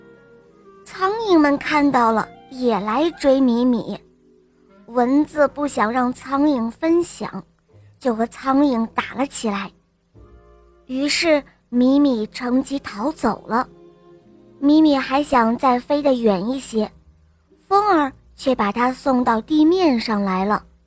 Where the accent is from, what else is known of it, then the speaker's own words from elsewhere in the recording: Harbin, Heilongjiang, China; 我来自美丽的冰城哈尔滨，我五岁了